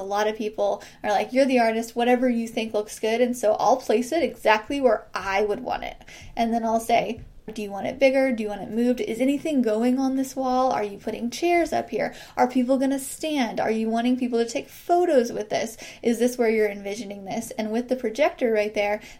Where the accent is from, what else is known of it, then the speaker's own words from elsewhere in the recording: Midwest, United States; I'm from the Midwest